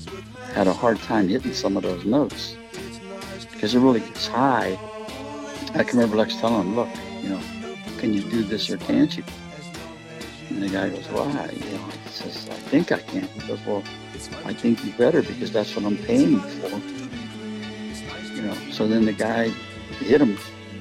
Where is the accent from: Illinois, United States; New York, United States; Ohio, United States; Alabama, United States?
Ohio, United States; You know, he's from the West Coast. We're from Ohio.